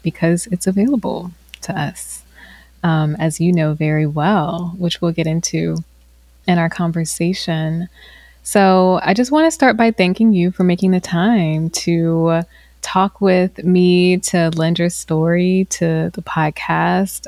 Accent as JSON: {"language": "English", "region": "Virginia", "country": "United States", "tie": "born or raised there", "said": "I grew up in the South. I grew up in Virginia"}